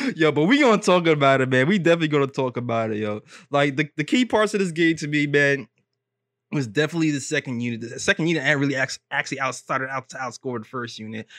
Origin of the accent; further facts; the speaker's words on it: New York City, New York, United States; we from Brooklyn over here.